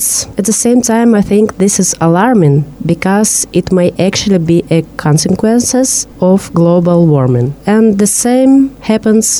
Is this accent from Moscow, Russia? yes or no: no; Novosibirsk, Novosibirsk Oblast, Russia; I'm from Novosibirsk